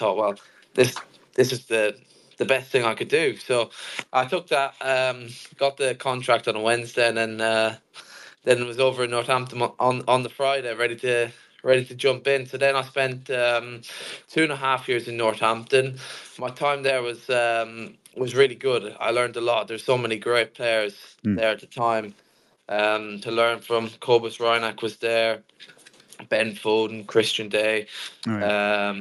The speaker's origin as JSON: {"language": "English", "town": "Kildare", "region": "Leinster", "country": "Ireland", "tie": "born or raised there", "said": "I'm from Kildare, Ireland. And I was maybe from the age of 4 or 5 in my local club called Kildare"}